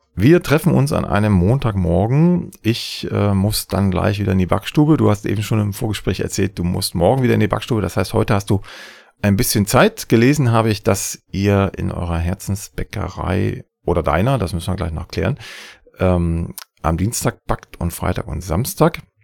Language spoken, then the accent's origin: German; Saxony, Germany; im schönen Sachsen, meinem Heimatland